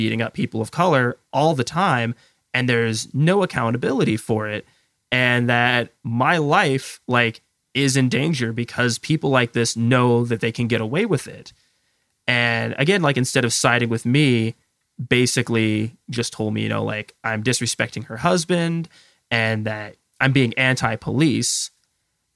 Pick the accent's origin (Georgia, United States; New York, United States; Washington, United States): Washington, United States; Lakewood; now in Tacoma, United States; I grew up in Lakewood, Washington, which is right outside of Tacoma